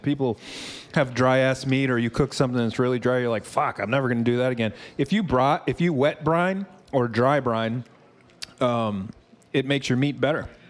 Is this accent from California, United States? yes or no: no; Philadelphia, Pennsylvania, United States; I'm from Philadelphia